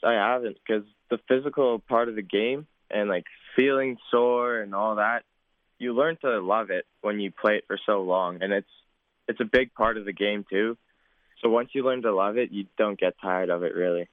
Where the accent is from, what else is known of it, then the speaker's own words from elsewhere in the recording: Saskatoon, Saskatchewan, Canada; my hometown fans